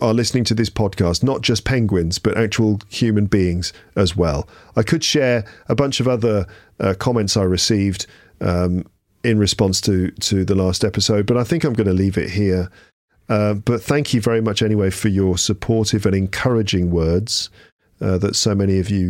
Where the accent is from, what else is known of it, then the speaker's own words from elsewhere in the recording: Argentina; English is a second language; I'm from Argentina, and let me answer one question that you asked in this video with your daughter.